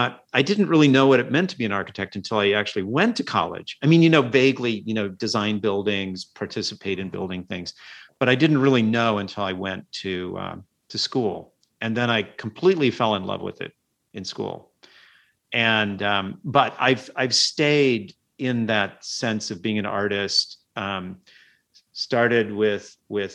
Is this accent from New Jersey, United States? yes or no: no; Illinois, United States; moved away as an adult; also born or lived in Champaign-Urbana, Illinois; now in San Francisco, United States; And then we moved across the state. So I grew up in a university town